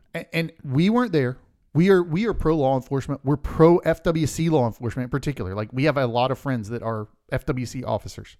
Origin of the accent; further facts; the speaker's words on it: Polk County, Central Florida, United States; we grew up in Central Florida, Polk County.